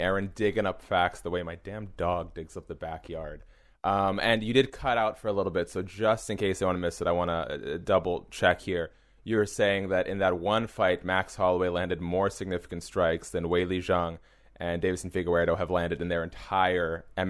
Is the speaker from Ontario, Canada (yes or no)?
no; Montreal, Quebec, Canada; born there; I was born in Montreal, Quebec, Canada.